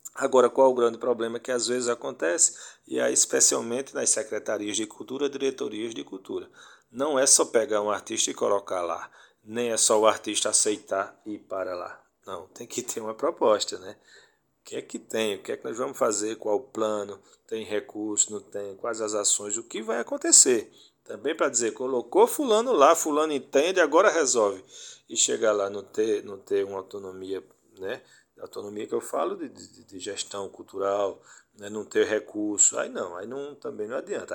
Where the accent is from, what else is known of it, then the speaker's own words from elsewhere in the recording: Afogados da Ingazeira, Pernambuco, Brazil; Eu sou de Afogados da Engazeira